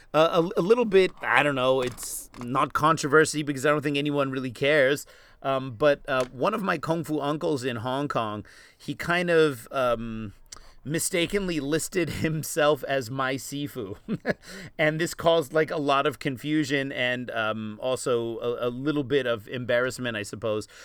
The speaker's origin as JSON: {"language": "English", "region": "East Coast", "country": "United States", "tie": "born or raised there", "also_born_or_lived": "Los Angeles, California", "said": "I was born in Los Angeles, but I grew up on the East Coast"}